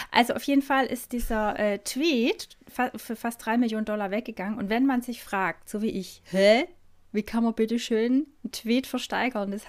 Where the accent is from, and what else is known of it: Stuttgart, Baden-Württemberg, Germany